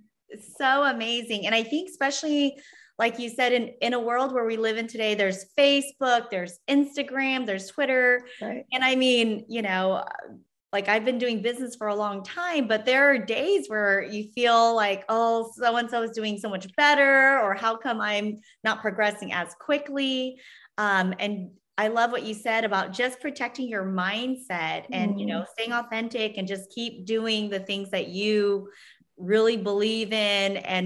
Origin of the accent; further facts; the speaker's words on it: Vietnam; now in San Diego, United States; I'm an immigrant from Vietnam. I had a difficult childhood